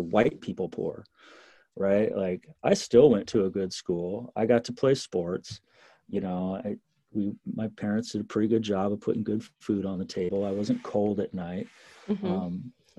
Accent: Eugene, Oregon, United States; small towns around where I grew up in Eugene in Oregon.

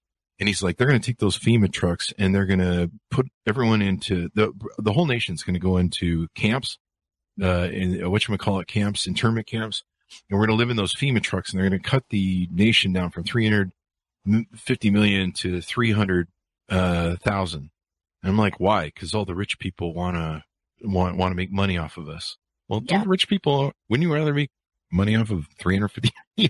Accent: California, United States; And when I was a teenager up here in American Park, Utah, which is kind of backwoods, I grew up in California.

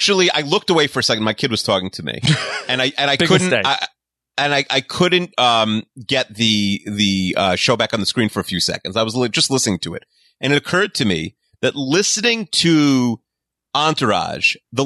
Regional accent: Five Towns, New York, United States; the five towns where I'm from

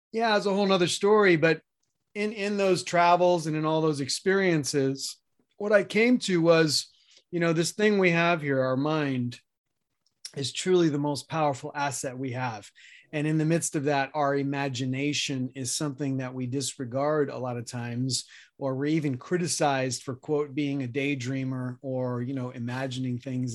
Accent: New York City, New York, United States; moved away; also born or lived in Colorado; I grew up middle class in Queens, New York

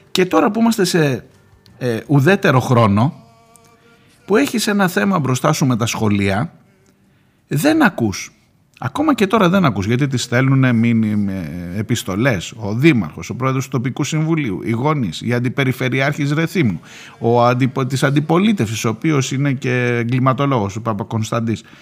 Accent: Rhodes, South Aegean, Greece; Από μικρή στον τουρισμό στη Ρόδο, μεγάλωσα και ζω, ξέρω καλά από μέσα τι σημαίνει τουριστική σεζόν

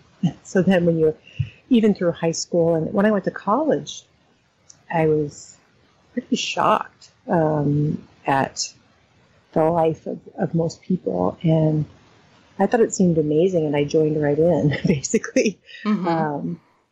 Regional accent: Lincoln, Nebraska, United States; I grew up in Lincoln, Nebraska

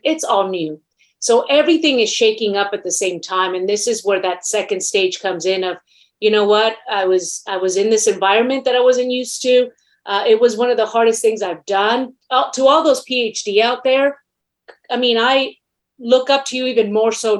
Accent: Mexico City, Mexico; now in United States; I was born in Mexico City, last of 12 children. I'm Latina.

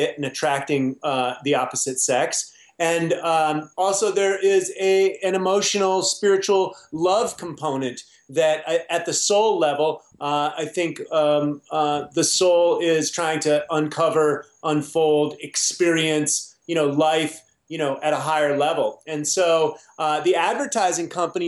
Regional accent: United States; I grew up on Captain Crunch and Pop-Tarts as most American children did

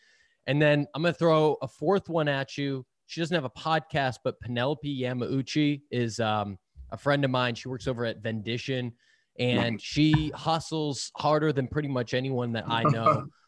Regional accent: Boston, Massachusetts, United States; now in San Francisco, United States; I am originally from Boston, living out in San Francisco.

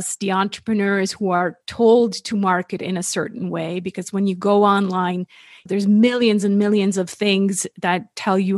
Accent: Switzerland; moved away as an adult; also born or lived in California; born and raised in Switzerland. That's where I am based now

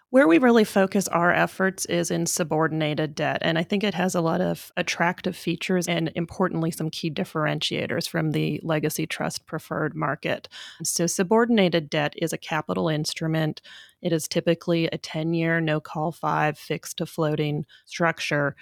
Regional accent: Canada; moved away as an adult; also born or lived in Vancouver, Canada / Durham, United States / New York, United States; now in United States; I am a Canadian by background. Uh, I did my undergrad at U B C in Vancouver

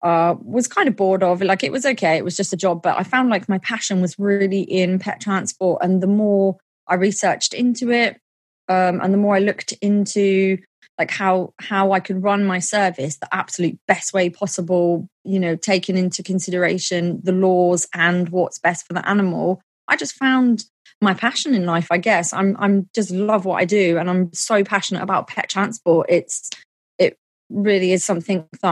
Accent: Milton Keynes, South East England, United Kingdom; my hometown of Milton Keynes, which is in the UK

